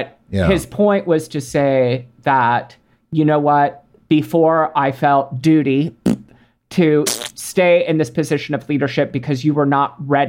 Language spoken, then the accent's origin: English; Texas, United States; I grew up in Texas